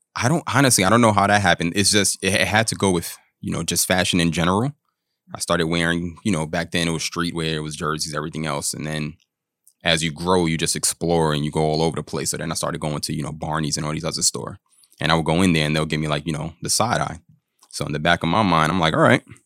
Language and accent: English; New York, United States; also born or lived in Long Island / Florida; Born and raised in New York